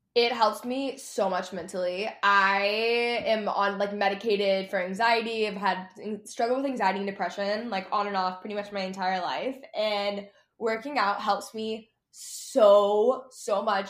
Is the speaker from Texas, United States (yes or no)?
yes; Texas, United States; I grew up in Texas